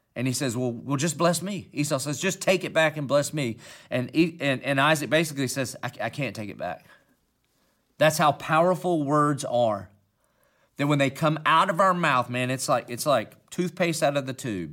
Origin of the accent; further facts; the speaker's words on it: Dillon, South Carolina, United States; accent: Southern country; I obviously have a Southern country accent, and that's because I'm from Dillon, South Carolina